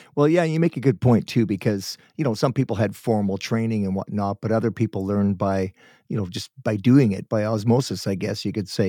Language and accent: English; Guelph, Ontario, Canada; now in Vancouver, Canada; I was born in Guelph, so I'm from that area